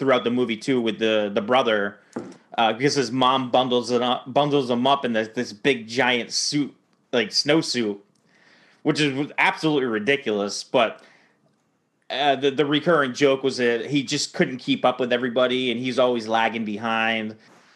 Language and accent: English; Maine, United States; Growing up in Maine, where it got very, very cold